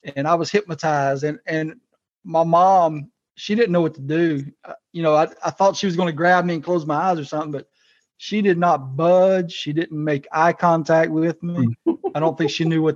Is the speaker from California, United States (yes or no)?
no; South Louisiana, United States; I grew up in South Louisiana and I'm surrounded by swamps